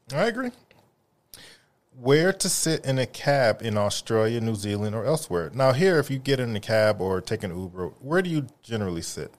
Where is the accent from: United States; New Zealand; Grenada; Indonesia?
United States; they kept referring to me as the American